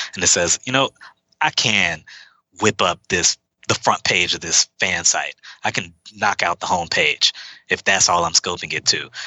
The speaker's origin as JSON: {"language": "English", "town": "Houston", "region": "Texas", "country": "United States", "tie": "born or raised there", "moved": "as an adult", "lives_now": "Seattle, United States", "said": "I'm from Houston. I wasn't born there. I was an Army brat. We moved around a bit before we landed in Houston, Texas, which is my mother's hometown. I've lived there till I was, well, since I was around eight or so."}